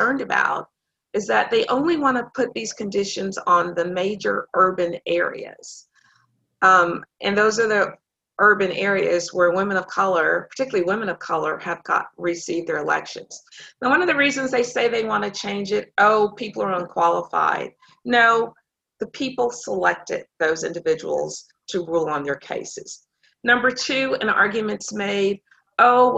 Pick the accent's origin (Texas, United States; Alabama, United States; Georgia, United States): Texas, United States; Dallas; I grew up here in Dallas